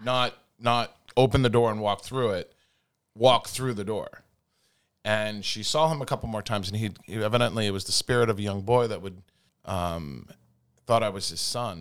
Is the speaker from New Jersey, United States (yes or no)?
yes; New Jersey, United States; also born or lived in San Diego, California; I was born in Southern California. That's where it started. And I lived there for six months, and then my mom and dad dragged me to New Jersey